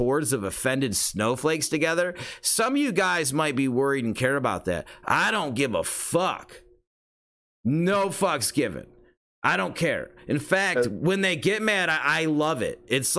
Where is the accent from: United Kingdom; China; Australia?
Australia; I am Australian, so I'm allowed to say that.